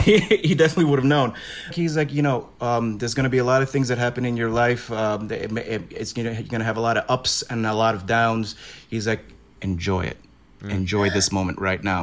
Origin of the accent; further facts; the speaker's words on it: New York City, New York, United States; I'm from Brooklyn